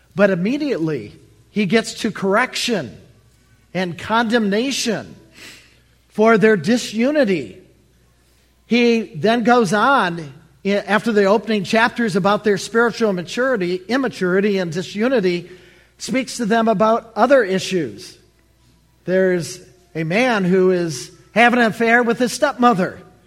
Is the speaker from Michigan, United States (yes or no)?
yes; Allen Park, Michigan, United States; moved away as an adult; now in Baltimore, United States; I'm from the Motor City